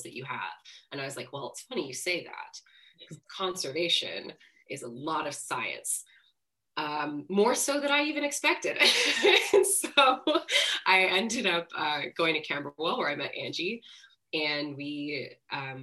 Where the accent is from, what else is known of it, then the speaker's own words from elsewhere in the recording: D.C., District of Columbia, United States; now in London, United Kingdom; I grew up just outside of Washington, D.C.